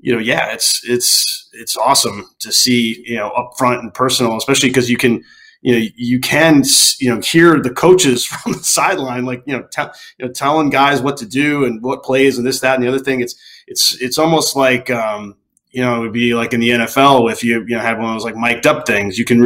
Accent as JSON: {"language": "English", "region": "Connecticut", "country": "United States", "tie": "born or raised there", "also_born_or_lived": "Los Angeles", "moved": "yes", "said": "my hometown in Connecticut"}